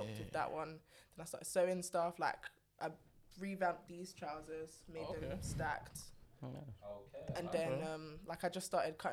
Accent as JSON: {"language": "English", "country": "Ghana", "said": "I'm Ghanaian"}